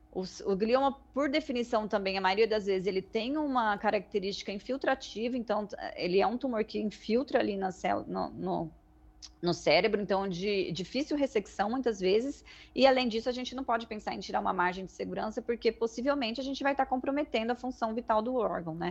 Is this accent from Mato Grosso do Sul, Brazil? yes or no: yes; Mato Grosso do Sul, Brazil; moved away as an adult; also born or lived in United States; now in Ribeirão Preto, Brazil; sou originalmente de Mato Grosso do Sul, me mudei para cá para cursar a faculdade